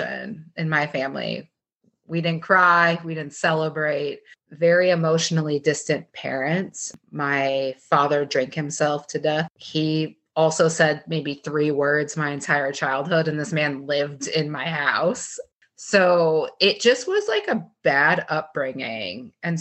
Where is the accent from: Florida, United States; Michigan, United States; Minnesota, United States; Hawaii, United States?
Minnesota, United States; I grew up in Minnesota